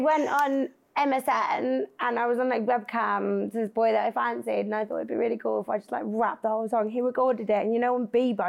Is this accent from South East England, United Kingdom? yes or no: yes; Bicester, South East England, United Kingdom; I was from Bicester, near Oxford.